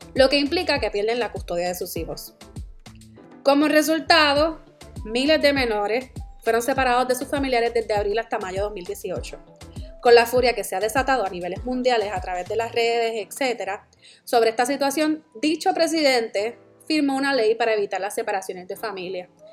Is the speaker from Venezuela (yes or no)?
no; Puerto Rico; moved away as an adult; also born or lived in New York / New Jersey; now in United States; Yo soy la boricua fuera de la isla